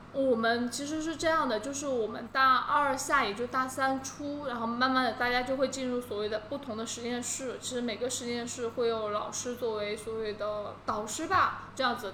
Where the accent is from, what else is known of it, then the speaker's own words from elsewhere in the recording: Qionglai, Sichuan, China; moved away as an adult; also born or lived in Hangzhou / London; 我是四川人嘛